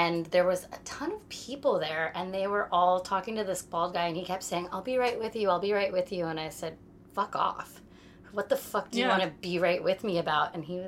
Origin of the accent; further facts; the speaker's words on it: San Jose, California, United States; moved away as an adult; now in New York, United States; I was born in 1980 in San Jose, California, which Silicon Valley